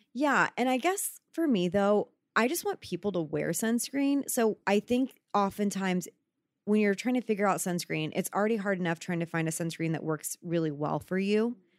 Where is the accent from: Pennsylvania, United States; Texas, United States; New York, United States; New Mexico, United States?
Texas, United States; moved away; I grew up in Texas